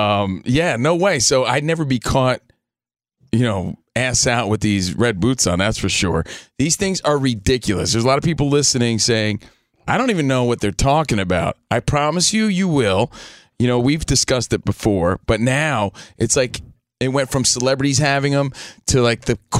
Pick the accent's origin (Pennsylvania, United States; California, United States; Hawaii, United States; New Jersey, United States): New Jersey, United States; Union; I went home, you know, I'm from New Jersey, just a kid from Union, New Jersey.